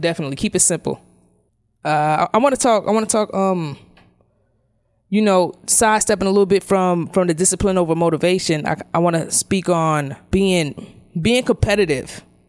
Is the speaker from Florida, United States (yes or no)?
no; New York City, New York, United States; we grew up in Brownsville